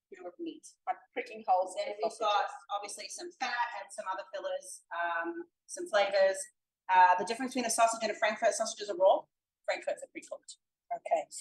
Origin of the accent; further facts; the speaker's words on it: Sydney, New South Wales, Australia; moved away; also born or lived in Melbourne; So I grew up in Sydney. Um, and it's been about 20 years since I lived in Sydney. I moved to Melbourne